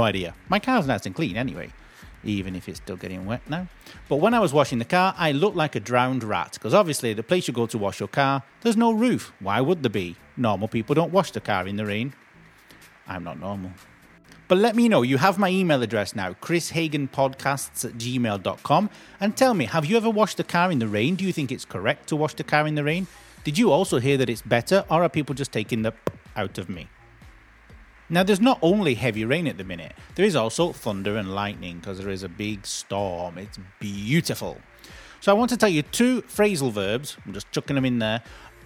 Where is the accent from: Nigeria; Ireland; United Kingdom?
United Kingdom; We're British